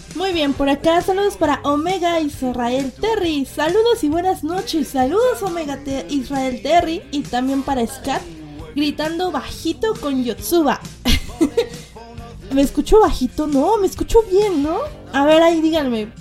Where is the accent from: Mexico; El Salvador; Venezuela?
Mexico; Mexico City; accent: chilango; yo transmito desde la Ciudad de México. Mexicana, digo, mi voz es más que mexicana, ¿verdad? Mi acento más chilango